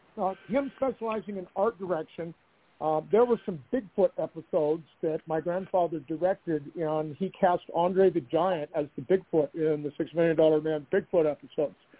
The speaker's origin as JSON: {"language": "English", "town": "Glendale", "region": "California", "country": "United States", "tie": "born or raised there", "moved": "yes", "lives_now": "Denver, United States", "said": "I was born in Glendale, California"}